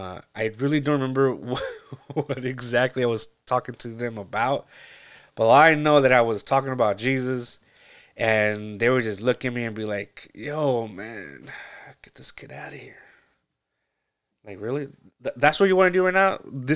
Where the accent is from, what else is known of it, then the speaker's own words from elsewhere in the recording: California, United States; I grew up in Central California, a little small little town, and it was great.